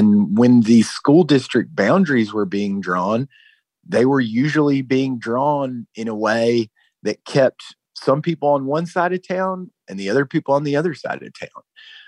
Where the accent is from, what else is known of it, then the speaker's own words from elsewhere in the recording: North Carolina, United States; now in San Diego, United States; I've been covering education here for a little more than 3 years, and I'm from North Carolina.